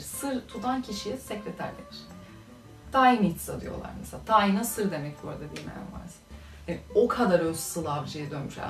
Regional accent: Turkey; also born or lived in Macedonia; Türk'üm dediğim zaman Aa, nasıl böyle konuşuyorsunuz falan geliyor konu.

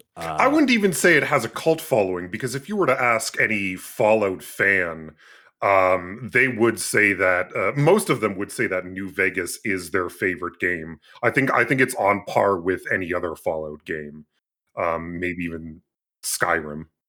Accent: Canada; born or raised there

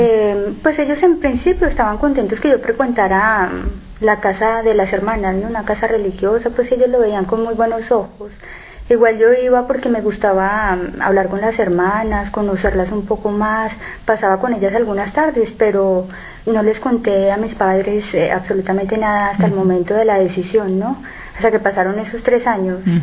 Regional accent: Colombia; moved away; Soy colombiana

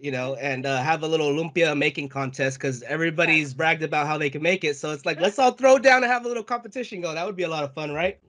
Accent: United States; growing up as a Filipino American out here in the States

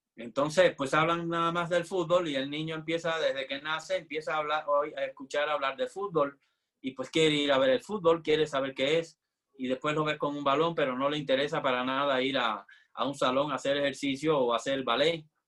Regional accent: Havana, Cuba; moved away as an adult; now in Mexico; yo nací en La Habana, en Cuba, y estudié en la Escuela Nacional de Arte de, Cuba

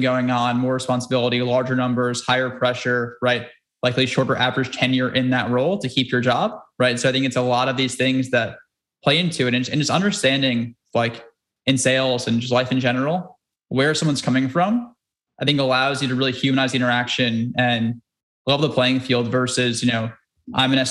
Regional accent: New York, United States; growing up in New York

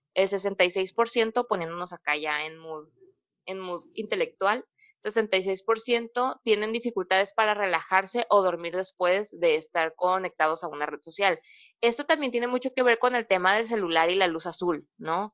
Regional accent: Mexico

